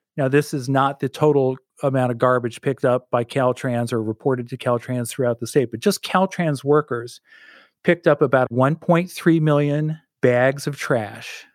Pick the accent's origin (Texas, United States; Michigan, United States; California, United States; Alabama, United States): California, United States; Bay Area; I grew up in the Bay Area